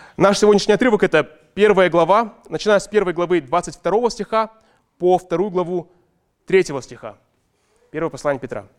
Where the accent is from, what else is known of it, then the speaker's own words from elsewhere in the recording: Ust-Kamenogorsk, East Kazakhstan Region, Kazakhstan; now in Almaty, Kazakhstan; мы росли в доме в детстве в Усть-Каменогорске